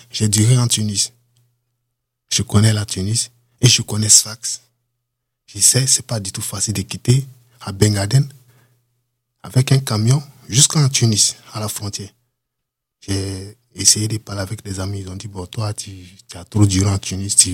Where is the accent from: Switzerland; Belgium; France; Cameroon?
Cameroon; Donc, du coup, les Camerounais, on nous tous, comme on est des Noirs, je me suis approché.